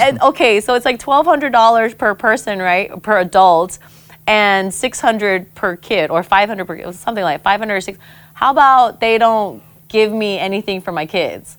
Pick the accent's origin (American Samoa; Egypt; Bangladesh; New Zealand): American Samoa; Pago Pago; moved away; also born or lived in Guam; growing up in Samoa